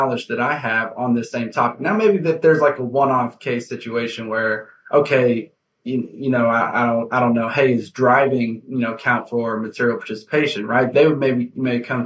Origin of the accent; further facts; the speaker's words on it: Houston, Texas, United States; I am from Houston, Texas